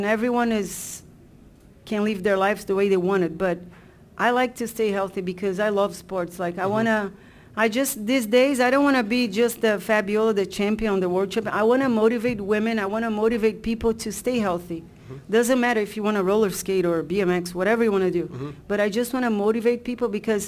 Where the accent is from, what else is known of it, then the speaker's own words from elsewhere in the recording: Brazil; moved away; I grew up in Brazil with a lot of guys